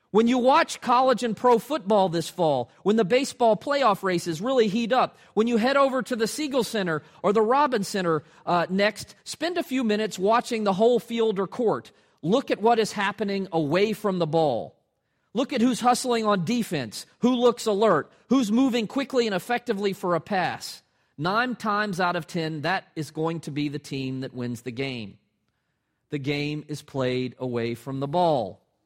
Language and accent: English; Atlanta, Georgia, United States; moved away as an adult; now in Richmond, United States; my hometown teams in Atlanta